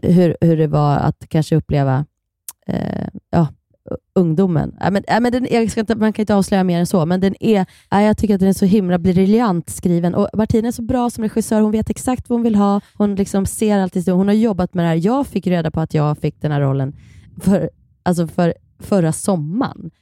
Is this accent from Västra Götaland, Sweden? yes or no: no; Kilafors, Gävleborg County, Sweden; Vi är uppvuxen på samma eh, lilla eh, ort, Kilafors i Hälsingland